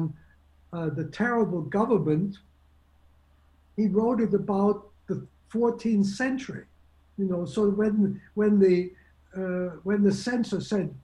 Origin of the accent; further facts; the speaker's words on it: Germany; moved away; I was born in Germany